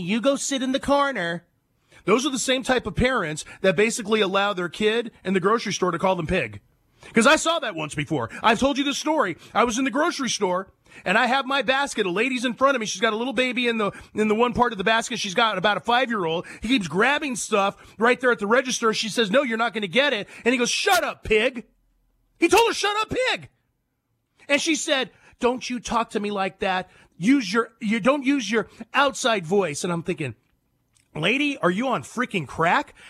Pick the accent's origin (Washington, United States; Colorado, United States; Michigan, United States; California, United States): California, United States; San Joaquin Valley; moved away; I grew up in the cent- Central Valley, the San Joaquin Valley, north of Fresno